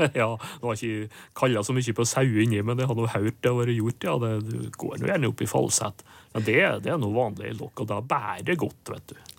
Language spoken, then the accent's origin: Norwegian; inner Nordmøre, Møre og Romsdal, Norway; der jeg kommer fra, på indre Nordmøre, der var det porre som var lokkeropet